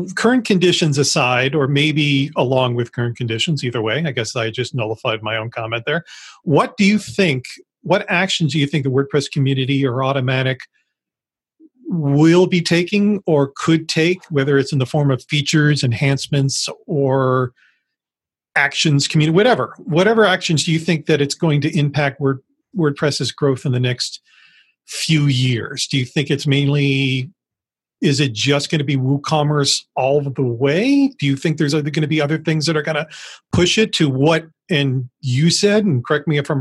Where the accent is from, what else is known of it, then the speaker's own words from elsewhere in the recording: United States; As an American